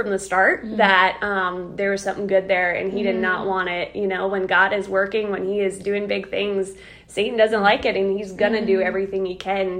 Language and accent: English; South Dakota, United States; moved away as an adult; also born or lived in Indiana / Ohio; So I am originally from South Dakota.